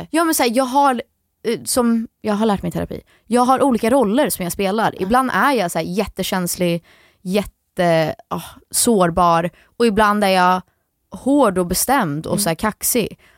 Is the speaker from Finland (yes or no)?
no; Florida, United States; also born or lived in Sweden; Tänk att vi bor i Florida